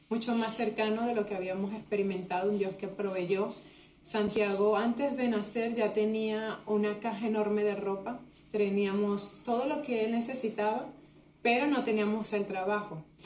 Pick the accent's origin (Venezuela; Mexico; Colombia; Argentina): Venezuela; moved away as an adult; also born or lived in Spain; now in Canary Islands, Spain